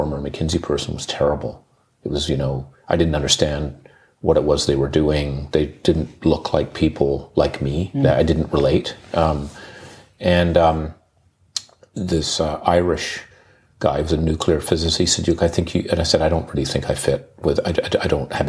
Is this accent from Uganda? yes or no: yes; Uganda; moved away; I grew up in Uganda